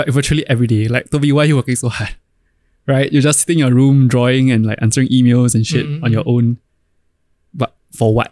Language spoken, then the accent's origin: English; Singapore; As Singaporean sons do.